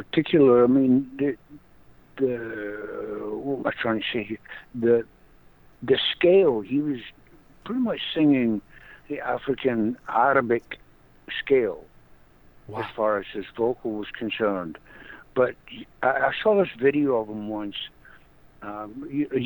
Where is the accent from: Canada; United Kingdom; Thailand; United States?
United Kingdom; Scotland; accent: Scottish; moved away; also born or lived in Paris, France; I'm Scottish